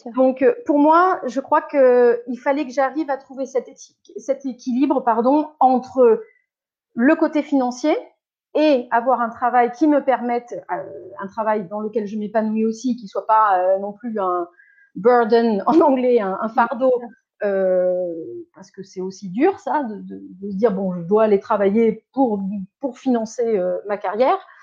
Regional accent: Bordeaux, Nouvelle-Aquitaine, France; first language French; moved away as an adult; also born or lived in Caen, Calvados, Normandy; now in Zurich, Switzerland; quand j'ai eu sept ans, ils ont déménagé sur Bordeaux et moi, quand je, quand je vais à l'étranger ou quand je rencontre des gens, je dis que je suis bordelaise. Enfin, voilà, j'ai grandi à Bordeaux

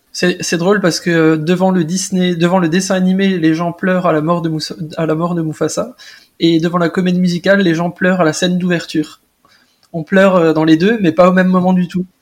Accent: Alsace, Grand Est, France; je viens d'Alsace

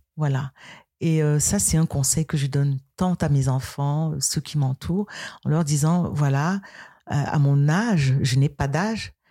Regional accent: Tchamp, west Cameroon, Cameroon; Tchamp, c'est ma ville natale. D'accord. Voilà. Euh, c'est à l'ouest du Cameroun

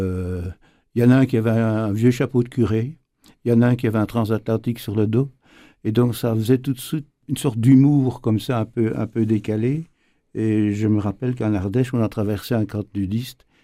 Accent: Namur region, Wallonia, Belgium; J'ai grandi dans, dans le Namurois

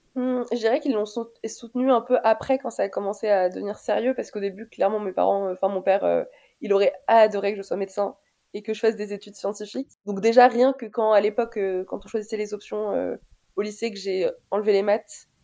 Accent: Paris, Île-de-France, France; also born or lived in Alfortville; je suis née en France en 97, à Alfortville, pour être très précise, dans le 94.

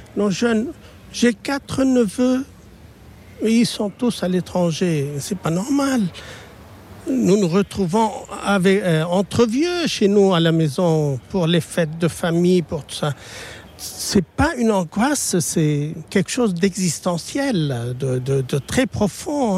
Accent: Lebanon; je suis libanais

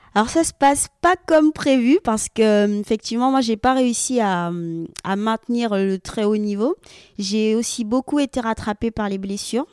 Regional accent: French Guiana; moved away; also born or lived in Rennes; j'ai découvert le judo comme ça, donc dans mon club en Guyane parce que j'ai grandi en Guyane.

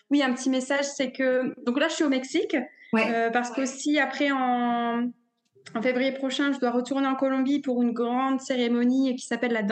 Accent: northern France, France; comme je disais, je suis originaire du nord de la France

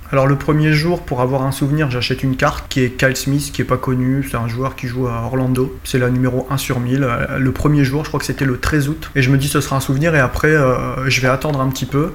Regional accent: north of France, France; je suis originaire du nord de la France, j'habite près de Valenciennes

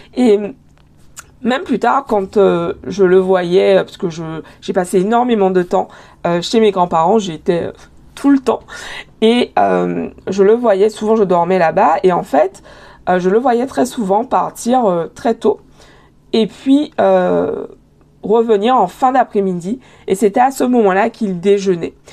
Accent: Guadeloupe; moved away as an adult; also born or lived in Paris / Montreal; J'ai grandi en Guadeloupe, j'ai été élevée en Guadeloupe.

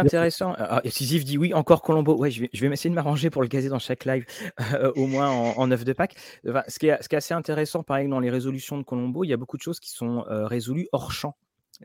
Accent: Rennes, Brittany, France; also born or lived in Caen; now in Rouen, France; je suis né à Rennes, je vis à Rouen, j'ai passé toutes mes années d'étudiant

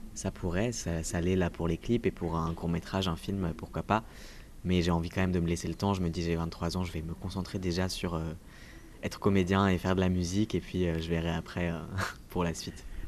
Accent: Toulouse, Occitania, France; also born or lived in Paris suburbs; now in Paris, France; je viens de Toulouse, je viens du sud

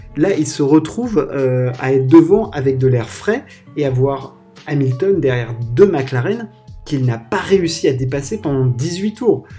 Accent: France; en tant que Français

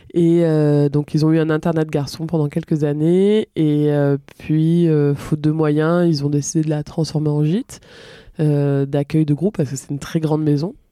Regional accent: Villedieu, Provence-Alpes-Côte d'Azur, France; also born or lived in Marseille; j'ai grandi là où je vis actuellement, enfin où je partage ma vie, donc à Villedieu

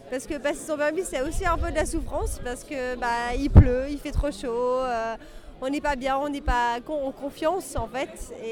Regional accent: Brittany, France; moved away as an adult; now in Paris, France; quand tu as 18 ans, j'habitais en Bretagne. Hein, je viens de Bretagne

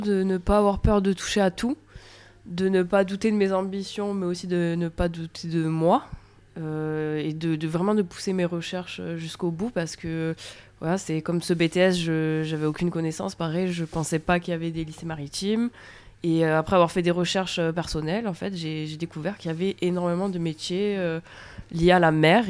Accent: Bouches-du-Rhône, Provence-Alpes-Côte d'Azur, France; moved away as an adult; also born or lived in Sète; je suis originaire des Bouches-du-Rhône

